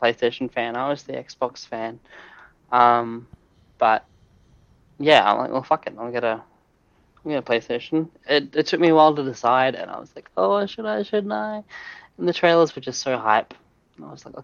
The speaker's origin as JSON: {"language": "English", "country": "Australia", "said": "as an Australian"}